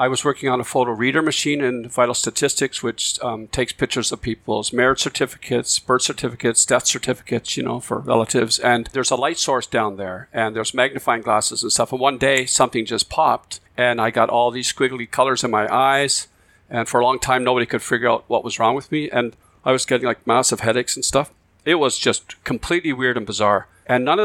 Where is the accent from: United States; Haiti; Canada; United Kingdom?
Canada; Cape Breton, Nova Scotia; accent: Cape Bretoner; now in Victoria, Canada; I grew up in Cape Breton, Nova Scotia, on the East Coast